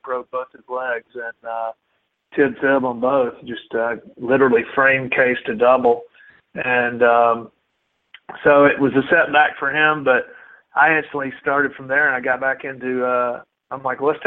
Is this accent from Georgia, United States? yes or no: yes; Marietta, Georgia, United States; born or raised there; also born or lived in Athens, Georgia